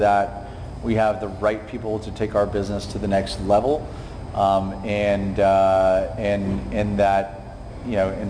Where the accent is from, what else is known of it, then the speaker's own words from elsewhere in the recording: Summerville, South Carolina, United States; I grew up in Somerville